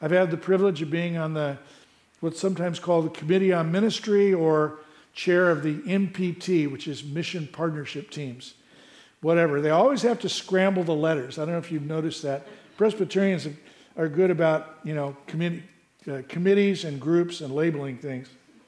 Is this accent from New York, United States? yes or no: no; Morgan Hill, California, United States; A little about me. I grew up in Morgan Hill. Some of you may remember when I was here. I grew up in Morgan Hill.